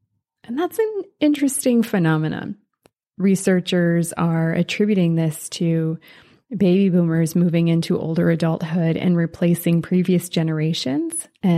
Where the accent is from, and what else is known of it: Switzerland; born there